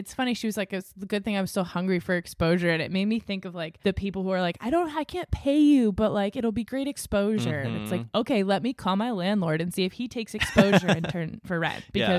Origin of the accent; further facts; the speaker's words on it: New England, United States; it's like growing up in New England, there was always a raincoat in the car